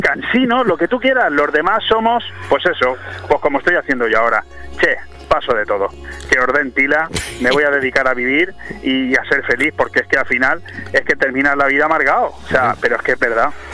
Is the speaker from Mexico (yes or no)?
no; Spain; como español